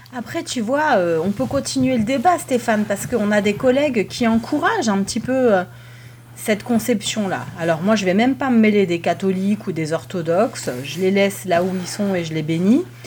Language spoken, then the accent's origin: French; Strasbourg, Grand Est, France; now in Zurich, Switzerland; Je viens de la paroisse du Bouclier, la paroisse fondée par Calvin à Strasbourg